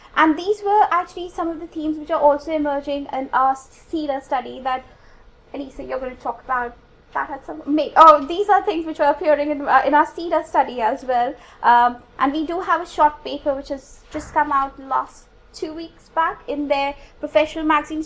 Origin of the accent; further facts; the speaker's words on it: India; now in United Kingdom; I come from India